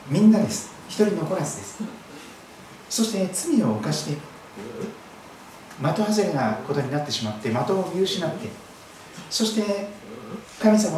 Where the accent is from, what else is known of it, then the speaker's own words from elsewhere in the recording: Kochi, Japan; now in Saitama, Japan; 四国の高知県高知市で生まれまして土佐の高知の有馬山市の近くで生まれたようですけども南国土佐そして黒潮太平洋を見ながら育っておりますですから、えー、この埼玉県に来ましてですね時々どうしても海が見たくなってしまうんですけども